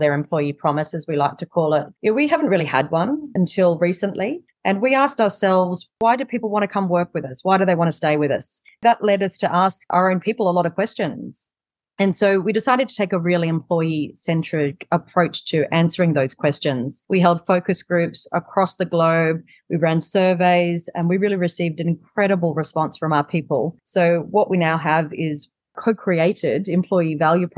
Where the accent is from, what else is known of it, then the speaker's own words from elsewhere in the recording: Australia; accent: Australian; moved away as an adult; now in New York City, United States; I'm sitting here in New York City now, confusing people with my Australian accent.